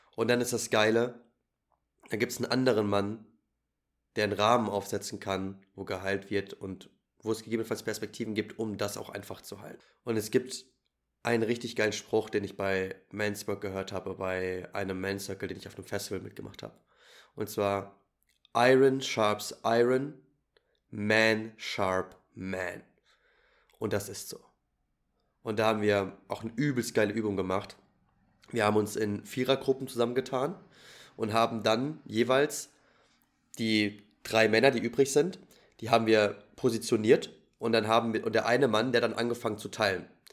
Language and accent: German; Germany; ich bin natürlich als Deutscher in Deutschland geboren